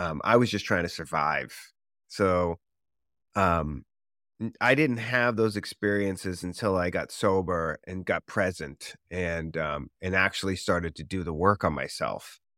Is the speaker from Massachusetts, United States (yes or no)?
yes; Boston, Massachusetts, United States; moved away as an adult; now in Los Angeles, United States; growing up in Boston